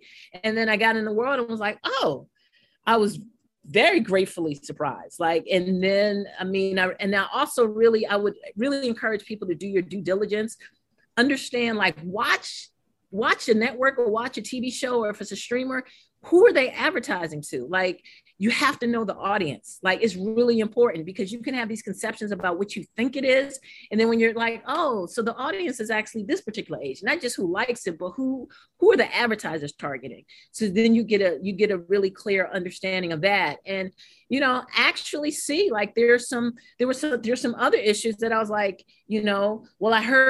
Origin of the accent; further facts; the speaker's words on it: St. Croix, U.S. Virgin Islands; I'm from St. Croix, the U.S. Virgin Islands, so you have us